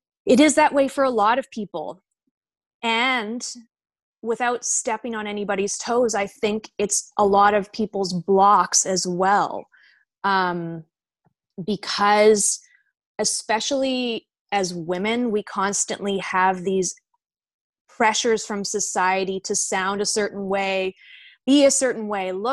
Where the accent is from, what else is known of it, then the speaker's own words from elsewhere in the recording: Victoria, British Columbia, Canada; moved away as an adult; also born or lived in Glasgow, Scotland; now in Vancouver, Canada; I grew up in Victoria. I was actually born in Scotland.